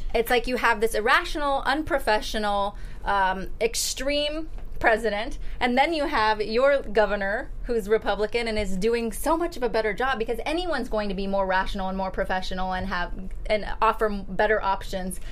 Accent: Texas, United States; moved away as an adult; now in California, United States; born and raised in Texas

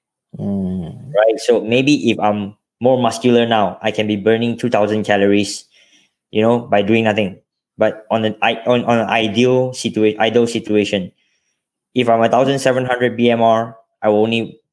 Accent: Johor, Malaysia; also born or lived in Selangor; I was born in Selangor, but I grew up in Johor, and I finished my high school in Johor.

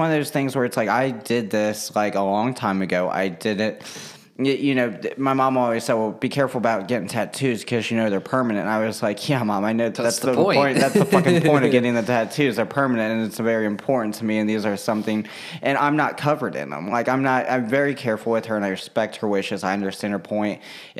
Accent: Russia; born there; my heritage was important to me in that sense that I'm adopted from Russia, and I didn't want to lose that part of me.

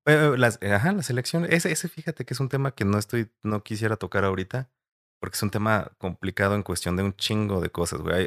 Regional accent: Mexico; nos está afectando como mexicanos

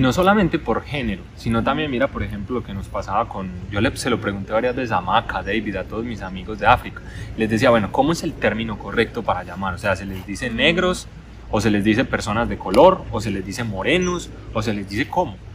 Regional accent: Medellín, Antioquia, Colombia; moved away as an adult; also born or lived in China; yo soy de Medellín

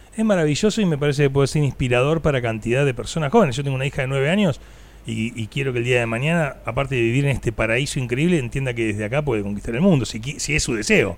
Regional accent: Necochea, Buenos Aires Province, Argentina; porque nací en Necochea

